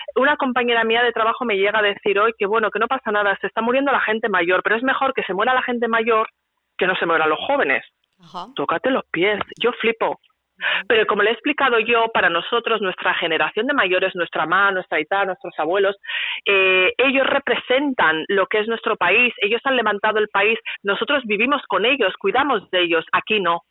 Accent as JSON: {"language": "Spanish", "town": "San Sebastián", "region": "Basque Country", "country": "Spain", "moved": "as an adult", "lives_now": "Sweden", "said": "Yo soy una donostierra"}